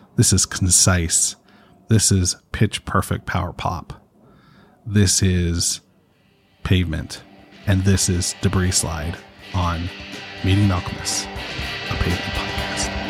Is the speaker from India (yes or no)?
no; Canada; I'm Canadian